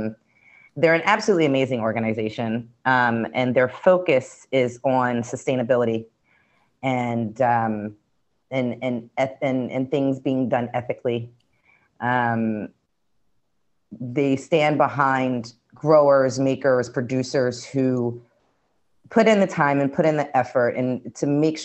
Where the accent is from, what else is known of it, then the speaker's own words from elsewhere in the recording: Philadelphia, Pennsylvania, United States; moved away; also born or lived in Brooklyn, New York; being born and raised in Philly